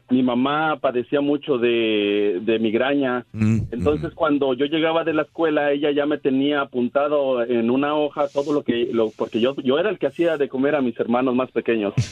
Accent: Durango, Mexico; yo soy de Durango

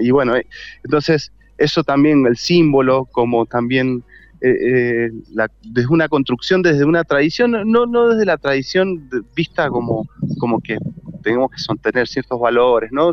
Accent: Mendoza, Argentina; soy de Mendoza

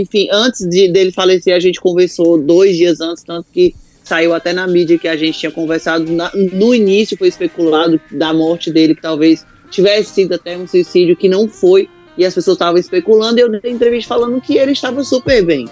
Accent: Icó, Ceará, Brazil; moved away; vim do interior do Ceará, de uma cidade que até o nome é pequeno, Icó

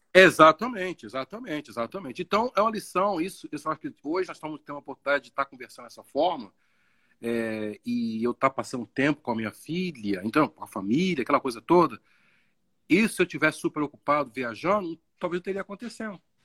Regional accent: Baixada Fluminense, Rio de Janeiro, Brazil; moved away as an adult; de onde eu vim, da Baixada

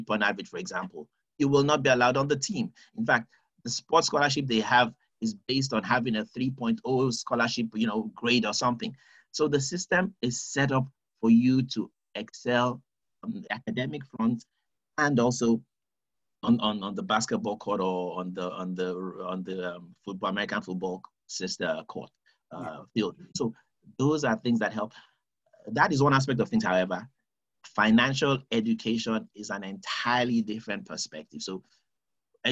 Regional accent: United Kingdom

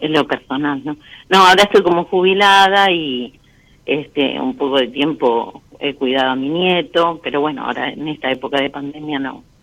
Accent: Lanús, Buenos Aires Province, Argentina; Eh, de provincia de Buenos Aires, Lanús.

